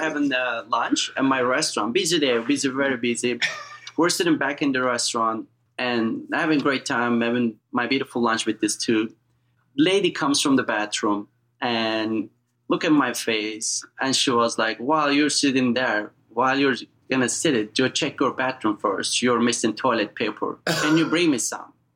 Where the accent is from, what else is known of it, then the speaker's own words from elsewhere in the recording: eastern Turkey, Erzincan, Turkey; English is a second language; moved away as an adult; also born or lived in Hamptons, New York; now in United States; we're all the way in eastern Turkey called little state Erzincan